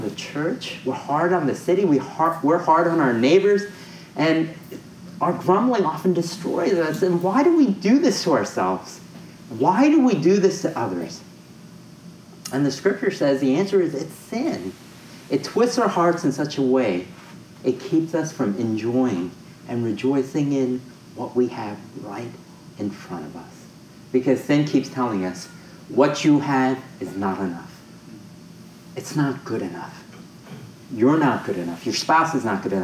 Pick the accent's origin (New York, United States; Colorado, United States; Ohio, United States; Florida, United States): New York, United States; moved away as an adult; now in San Francisco, United States; I grew up in New York.